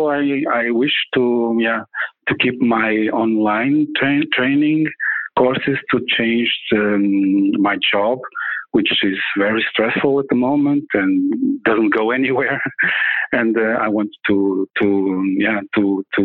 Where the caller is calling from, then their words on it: Portugal; I'm calling from Portugal